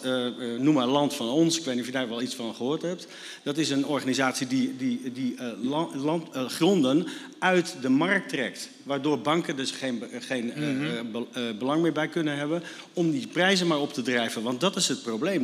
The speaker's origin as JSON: {"language": "Dutch", "country": "Netherlands", "said": "wij gewoon met, met uh, z'n allen als Nederlanders"}